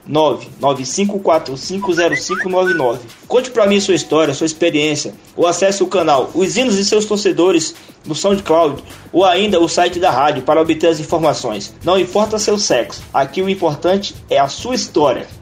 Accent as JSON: {"language": "Portuguese", "region": "Bahia", "country": "Brazil"}